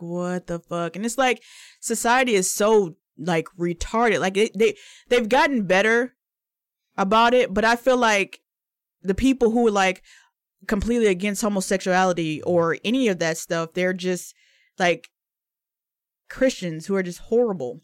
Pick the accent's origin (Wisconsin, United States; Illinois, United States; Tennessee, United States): Tennessee, United States; Memphis; growing up in Memphis